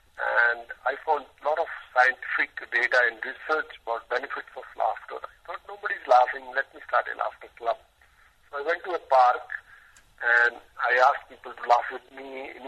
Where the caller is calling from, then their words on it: Mumbai, Maharashtra, India; I'm calling from India.